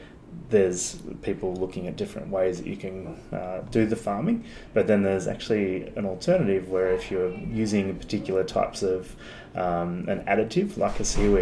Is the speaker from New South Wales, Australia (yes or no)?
yes; Sydney, New South Wales, Australia; I grew up in Sydney on the northern beaches there, mm-hmm. at a place called Avalon.